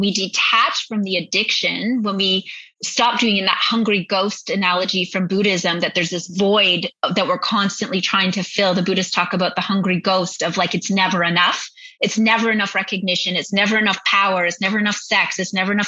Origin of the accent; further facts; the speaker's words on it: Northern Ontario, Canada; I grew up in Northern Ontario